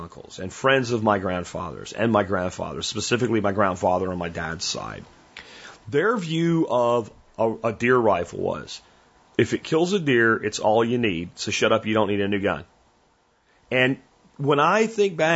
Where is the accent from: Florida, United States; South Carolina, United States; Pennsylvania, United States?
Pennsylvania, United States; I grew up hunting turkeys in Pennsylvania in the 80s